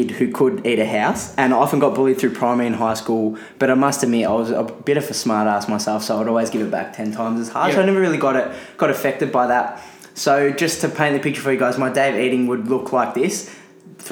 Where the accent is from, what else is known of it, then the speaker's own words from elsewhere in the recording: Melbourne, Victoria, Australia; I had an easy childhood growing up in Airport West of Melbourne, Australia